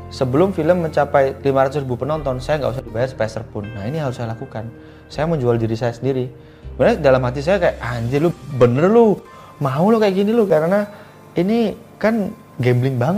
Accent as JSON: {"language": "Indonesian", "region": "Java", "country": "Indonesia", "said": "Misalnya saya orang Jawa ya, saya menggunakan karya berbahasa Jawa."}